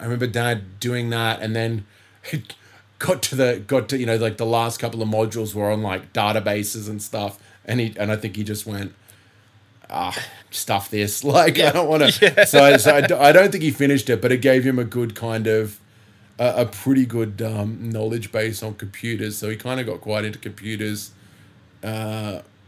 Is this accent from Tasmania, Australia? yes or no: no; Bellingen, New South Wales, Australia; also born or lived in Coffs Harbour; the town that I kind of would cite as my hometown is Bellingen.